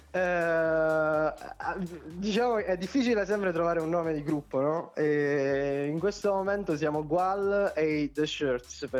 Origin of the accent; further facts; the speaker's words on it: Potenza, Basilicata, Italy; anch'io sono di Potenza